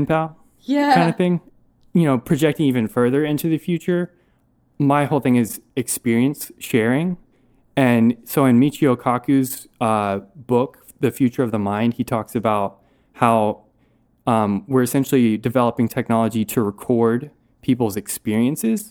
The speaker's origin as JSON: {"language": "English", "town": "Asheville", "region": "North Carolina", "country": "United States", "said": "I'm from Asheville, North Carolina."}